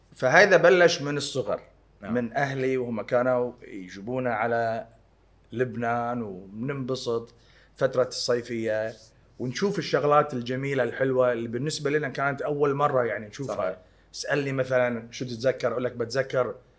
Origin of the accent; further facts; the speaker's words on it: Kuwait; انا انخلقنا وانولدنا وتربينا وعشنا بالكويت